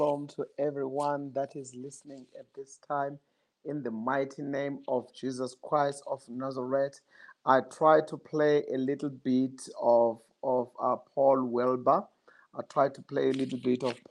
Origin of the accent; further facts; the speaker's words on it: Johannesburg, Gauteng, South Africa; I'm from Johannesburg